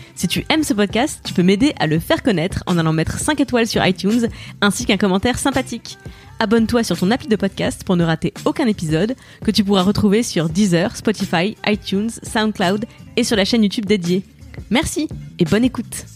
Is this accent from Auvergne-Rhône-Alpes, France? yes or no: no; Moselle, Lorraine, Grand Est, France; je viens d'une région euh, frontalière mm, parce que donc en Lorraine, euh, plus précisément en Moselle, c'est vraiment la frontière allemande et je suis née dans l'Europe.